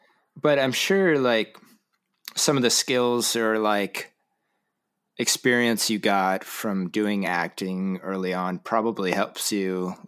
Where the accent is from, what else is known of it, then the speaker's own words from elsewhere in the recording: Huntington Beach, California, United States; moved away as an adult; also born or lived in Santa Barbara; now in Seattle, United States; I'm in Seattle now, but I grew up in Huntington.